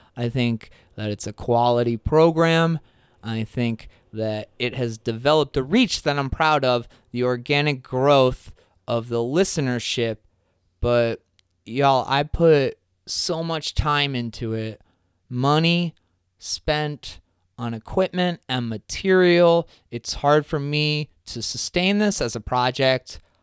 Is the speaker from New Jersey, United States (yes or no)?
yes; New Jersey, United States; moved away; my hometown in New Jersey